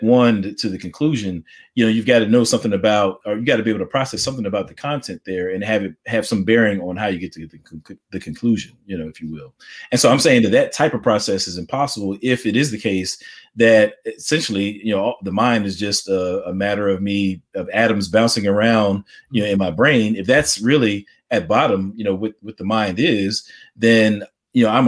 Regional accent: United States; I'm an African-American, I'm an American.

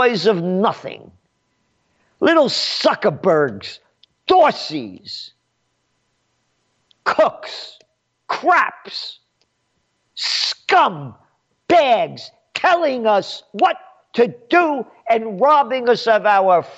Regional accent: United States; I'm an American. My blood is Italian. My heart is American.

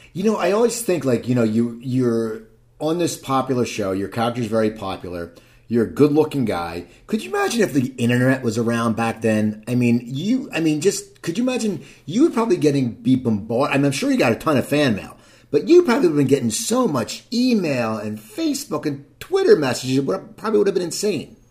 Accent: New Jersey, United States; I grew up in New Jersey

